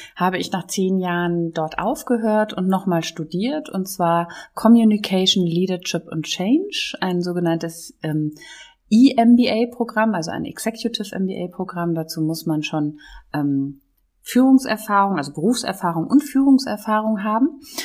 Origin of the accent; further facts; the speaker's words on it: near Düsseldorf, North Rhine-Westphalia, Germany; also born or lived in Konstanz; now in Cologne, Germany; ich komme ja gebürtig hier aus der Nähe von Düsseldorf